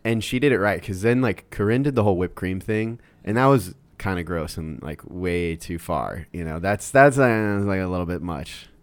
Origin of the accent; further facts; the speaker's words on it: Iowa, United States; moved away; also born or lived in Colorado; I grew up in Iowa